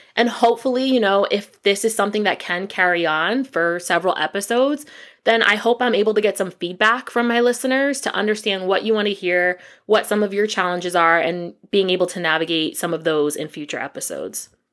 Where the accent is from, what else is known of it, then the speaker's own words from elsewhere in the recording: Allentown, Pennsylvania, United States; now in Atlanta, United States; I was born and raised in Allentown, Pennsylvania